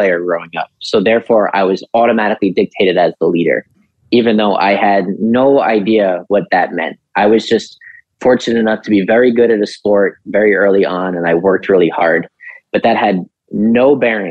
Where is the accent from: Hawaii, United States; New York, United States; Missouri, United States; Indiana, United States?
New York, United States; New York City; also born or lived in Long Island; I'm from New York City